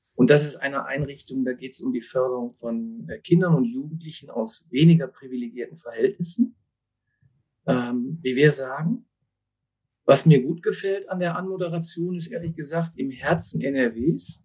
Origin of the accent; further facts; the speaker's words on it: Essen, North Rhine-Westphalia, Germany; ich bin aber gebürtiger Essener